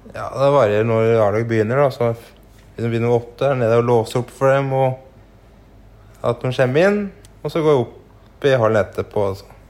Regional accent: Gjøvik, Innlandet, Norway; also born or lived in Hunndalen; now in Raufoss, Norway; Jeg er oppvokst nede ved Mustadroa, da. Nede ved Mustaden der. Ja. Og så jeg bodde, gikk på barneskolen på Gjøvik, og så etter hvert flytta vi til Hunndalen

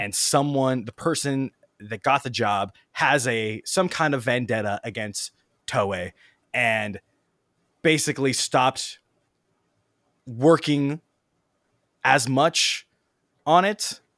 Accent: United States; as an American and non-Japanese speaking person

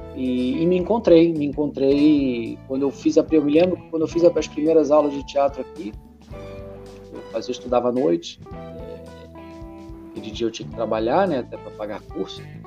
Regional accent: Brazil; first language Portuguese; also born or lived in Portugal; now in Italy; as vogais do brasileiro são nasaladas

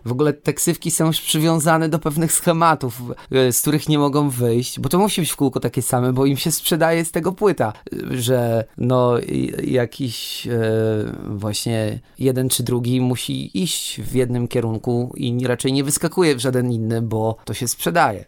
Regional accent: Wrocław, Lower Silesian Voivodeship, Poland; u nas we Wrocławiu

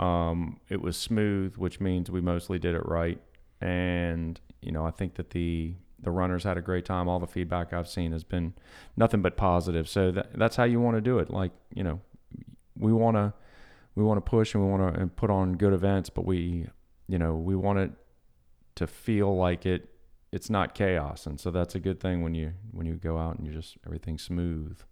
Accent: Long Beach, Mississippi, United States; I grew up in Long Beach, but had a lot of friends in Bayou View, which is in Gulfport.

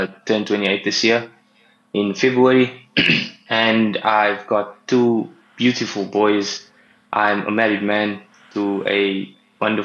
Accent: Cape Town, Western Cape, South Africa; I'm from Cape Town. I stay in Tableview, recently moved here as well in Feb

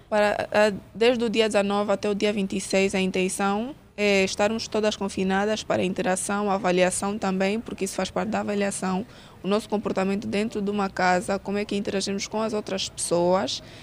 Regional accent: Angola; como angolana em si

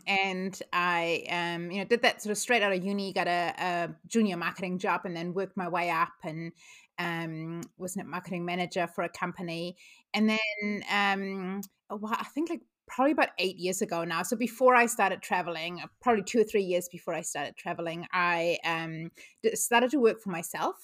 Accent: Germany; moved away as an adult; now in New Zealand; I grew up in Germany, but moved to New Zealand almost seventeen years ago now

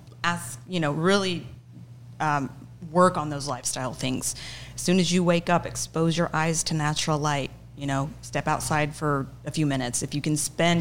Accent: Oklahoma, United States; now in Rio Grande Valley, United States; I grew up in Oklahoma. We had a Mennonite community in a small town in Oklahoma.

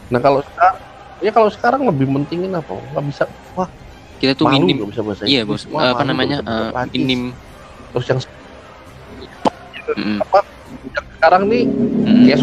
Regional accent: Java, Indonesia; sebagai orang Jawa lebih malu

